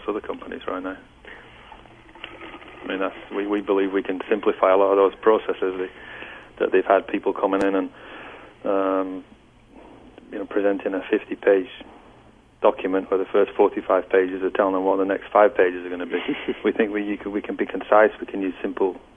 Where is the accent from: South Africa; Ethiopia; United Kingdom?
United Kingdom; Lancashire, North West England; now in California, United States; I'm from Lancashire